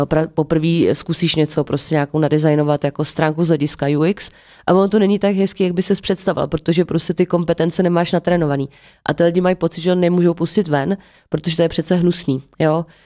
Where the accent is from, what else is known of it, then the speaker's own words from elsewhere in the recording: Jablonec nad Nisou, Liberec Region, Czechia; moved away; also born or lived in Prague; já jsem původně z Jablonce